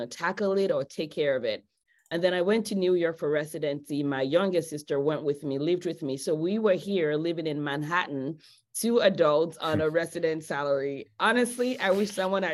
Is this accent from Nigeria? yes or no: yes; Nigeria; also born or lived in Los Angeles, United States; now in United States; I grew up in Nigeria. I moved to the US about 20 something years ago.